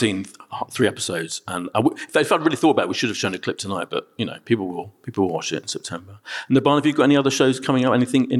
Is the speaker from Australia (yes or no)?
no; Ilford, London, United Kingdom; I grew up in Ilford as well.